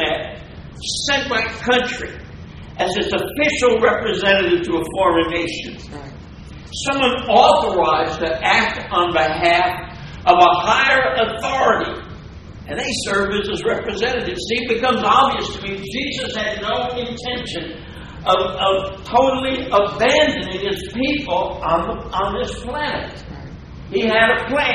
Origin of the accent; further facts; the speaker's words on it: New Jersey, United States; I'm from New Jersey